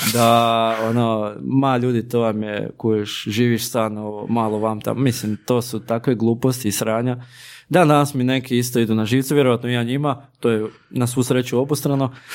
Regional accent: Slavonia, Croatia; kod nas u Slavoniji

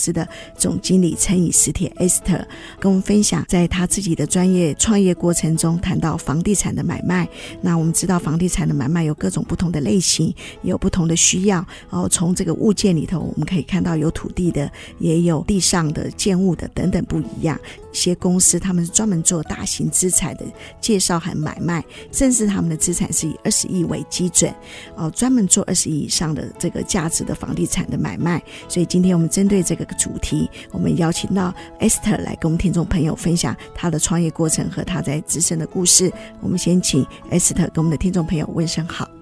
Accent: Taiwan; 我自己也是军人的后代，我父亲他在台湾娶了我的母亲客家人，那我们自己在这个眷村长大

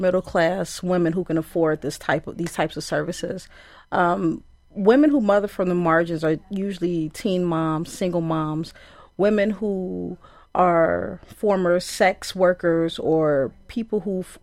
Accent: Chicago, Illinois, United States; now in Madison, United States; I'm from Chicago and I'm a woman who's in Madison

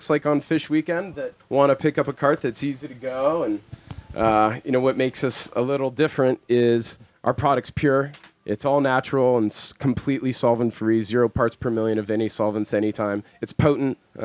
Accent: Ohio, United States; also born or lived in South Africa; now in Colorado, United States; Was raised in Ohio

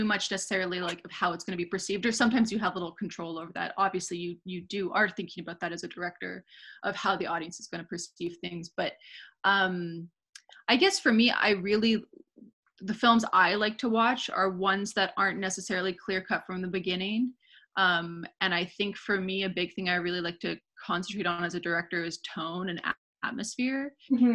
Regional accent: Vancouver, British Columbia, Canada; moved away as an adult; now in Montreal, Canada; I'm originally from Vancouver. I moved to Montreal like 8 years ago

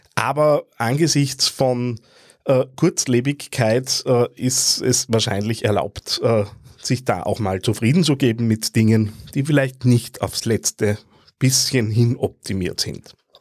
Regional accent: Austria; wenn ich als Österreicher

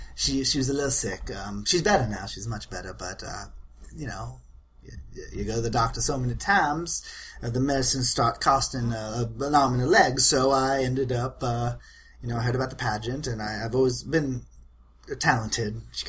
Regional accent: Appleton, Georgia, United States; Oh, Appleton, Georgia.

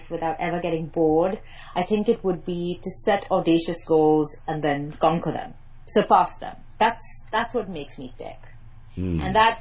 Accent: Mumbai, Maharashtra, India; accent: private English school Mumbai accent; first language English; I grew up in Mumbai, by the way, in case you're wondering about my accent.

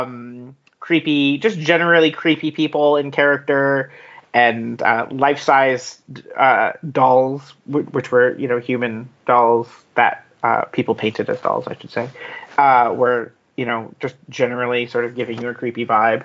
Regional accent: United Kingdom; I'm British

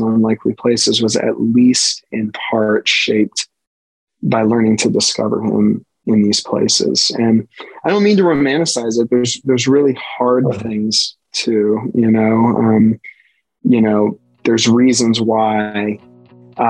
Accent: Western Pennsylvania, United States; I'm born and bred in Western PA. My family worked in the steel mill in Aliquippa. I mean, so I'm a Western Pennsylvanian

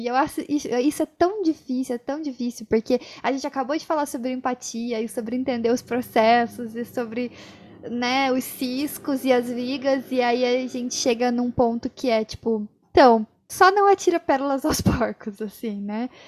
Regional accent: Brazil; a gente, como brasileiro

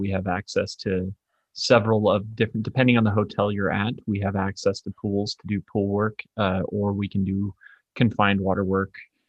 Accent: Arizona, United States; I'm from Arizona, so I just know that we are always 3 hours in front of Arizona.

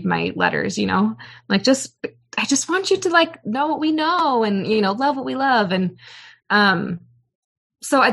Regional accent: Bay Area, California, United States; I grew up in California

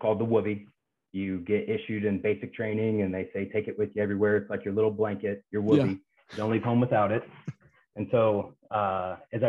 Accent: Kansas, United States; moved away; I grew up in a couple small towns in Kansas

